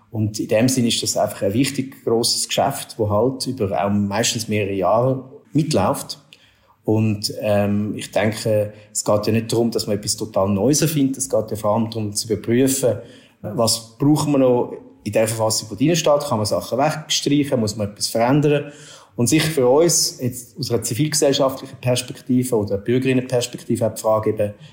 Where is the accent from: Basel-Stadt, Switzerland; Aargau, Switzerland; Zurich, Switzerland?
Zurich, Switzerland; now in Basel, Switzerland; Ich wohne in Basel. Ich bin ein Zürcher Expert, wie man gehört.